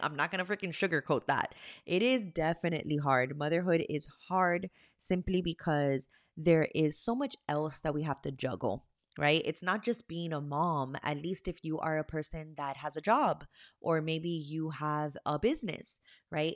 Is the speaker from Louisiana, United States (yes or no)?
no; Miami, Florida, United States; I am from Miami, Florida.